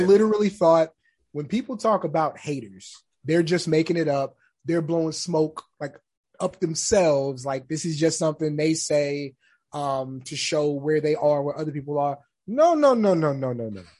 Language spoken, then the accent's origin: English; San Antonio, Texas, United States; I'm from San Antonio